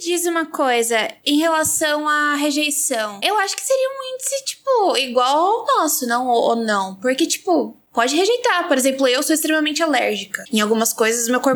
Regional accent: Baixada Santista, São Paulo, Brazil; eu sou da, da Baixada Santista

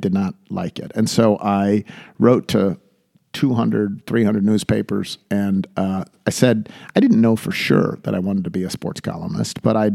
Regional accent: Buffalo, New York, United States; moved away as an adult; also born or lived in Southeast United States; growing up outside of Buffalo, New York

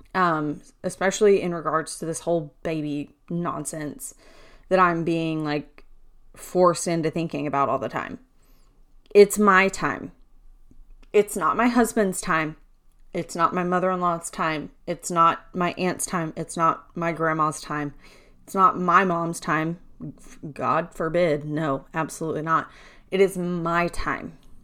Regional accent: Louisiana, United States; I'm from Louisiana

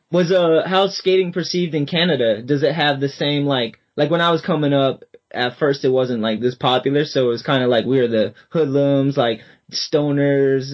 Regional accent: Boston, Massachusetts, United States; I'm from Boston

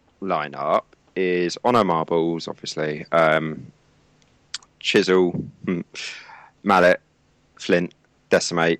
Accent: Twickenham, London, United Kingdom; now in Andover, United Kingdom; I'm from Twickenham originally. I'm in Andover in Hampshire now.

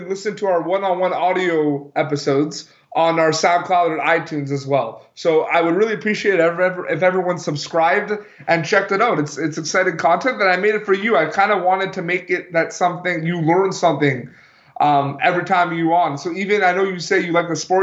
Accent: Montreal, Quebec, Canada; growing up in Montreal, Quebec, Canada

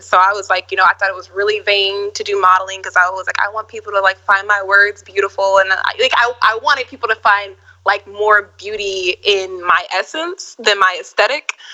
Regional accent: Minneapolis, Minnesota, United States; I'm from Minneapolis, Minnesota, the Midwest.

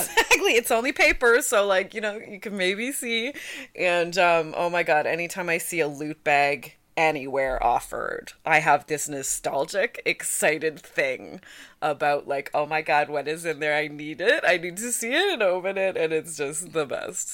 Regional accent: Hamilton, Ontario, Canada; I grew up in Hamilton

